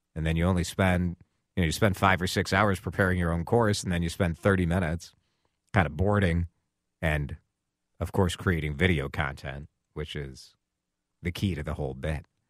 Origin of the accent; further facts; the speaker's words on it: Maple Grove, Minnesota, United States; my hometown